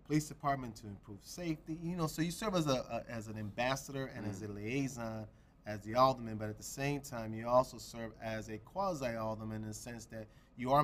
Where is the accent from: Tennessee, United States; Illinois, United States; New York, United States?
Illinois, United States; Chicago; I was born and raised in Chicago, grew up in the Humboldt Park community